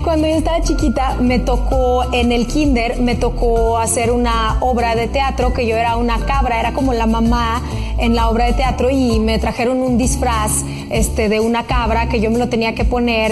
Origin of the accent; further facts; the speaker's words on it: Russia; now in Mexico; siendo una niña rusa